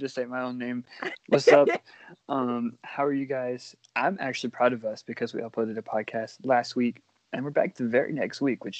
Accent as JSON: {"language": "English", "region": "Alabama", "country": "United States", "tie": "born or raised there", "said": "my hometown only has like 4,000 people in it."}